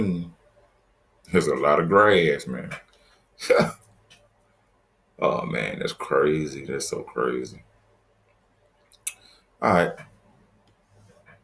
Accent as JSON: {"language": "English", "town": "Mobile", "region": "Alabama", "country": "United States", "tie": "born or raised there", "said": "My city, my hometown, where I live right outside of Mobile"}